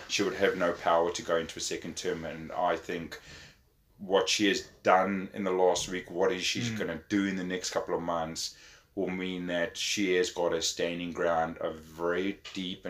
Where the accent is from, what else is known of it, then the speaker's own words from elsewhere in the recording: South Africa; now in New Zealand; me growing up in South Africa